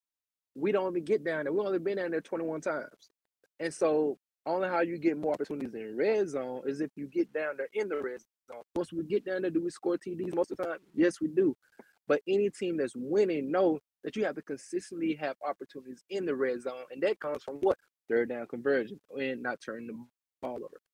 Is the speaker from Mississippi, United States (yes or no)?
yes; Mississippi, United States; I'm from Mississippi